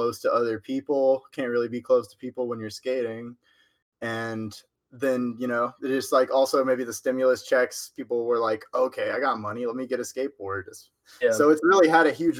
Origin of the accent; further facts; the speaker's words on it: Huntsville, Texas, United States; I'm from Huntsville, Texas